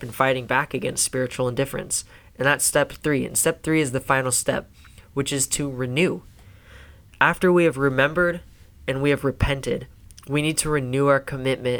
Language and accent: English; Silver Creek, United States; I grew up in Silver Creek, too.